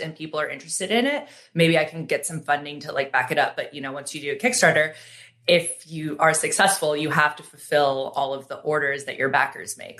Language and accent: English; Seattle, Washington, United States; now in Los Angeles, United States; growing up in Seattle